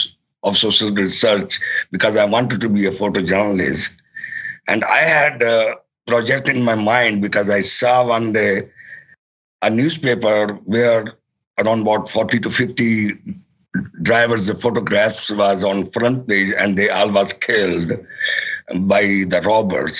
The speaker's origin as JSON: {"language": "English", "country": "Pakistan", "moved": "yes", "lives_now": "New York, United States", "said": "I'm actually from Pakistan"}